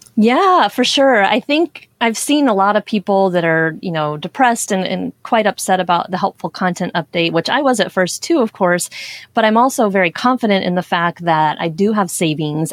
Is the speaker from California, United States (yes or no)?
no; Portland, Oregon, United States; moved away; I grew up in Portland, Oregon